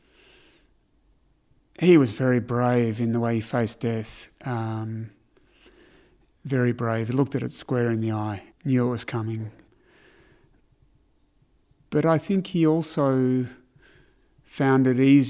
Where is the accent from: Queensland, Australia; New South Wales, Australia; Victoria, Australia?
Victoria, Australia; Melbourne; We grew up in Hawthorne, so Hawthorne wasn't as privileged then as it is today.